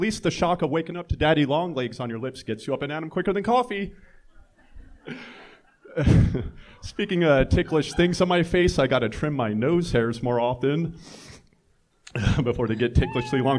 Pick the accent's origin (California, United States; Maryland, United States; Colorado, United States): California, United States; Oakland; I'm from the Bay Area. I'm from Oakland